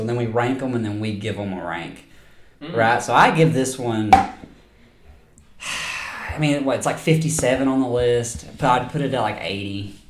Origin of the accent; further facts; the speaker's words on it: the South, United States; I'm from the South.